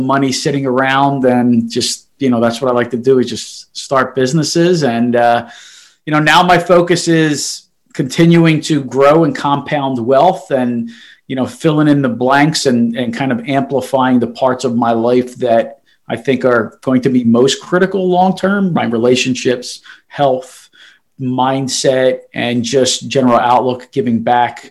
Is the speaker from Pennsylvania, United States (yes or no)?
yes; Philadelphia, Pennsylvania, United States; also born or lived in Italy; born and raised in Philadelphia, South Philly